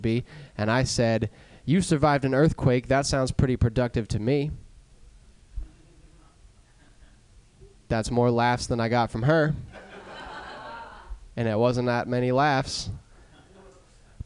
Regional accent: Pennsylvania, United States; I'm from Pennsylvania

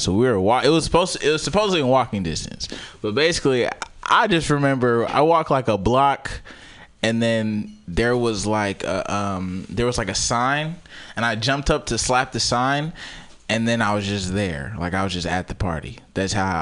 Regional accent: California, United States; I'm from Cali

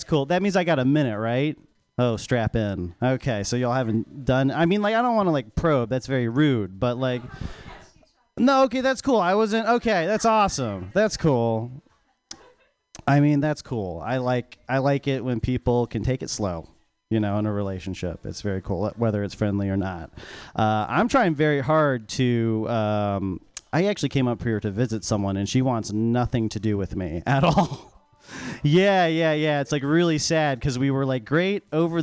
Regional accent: North Carolina, United States; I'm actually South Korean, so South Korean grew up in North Carolina

